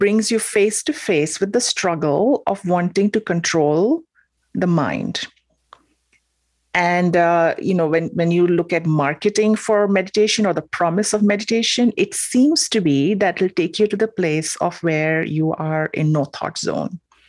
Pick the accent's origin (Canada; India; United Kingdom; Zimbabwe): India; Mumbai, Maharashtra; moved away; I'm from Mumbai, as you said, India.